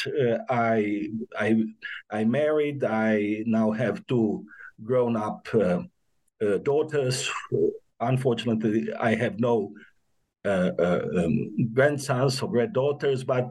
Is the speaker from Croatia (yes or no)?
yes; Zagreb, City of Zagreb, Croatia; I was born in Zagreb. I graduated in Zagreb